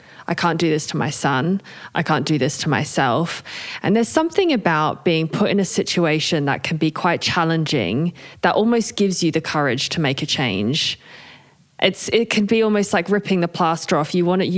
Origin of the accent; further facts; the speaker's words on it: Australia; accent: hybrid Australian-British; also born or lived in United Kingdom; now in Switzerland; I am Australian and British, hence the hybrid accent, and currently live in Switzerland.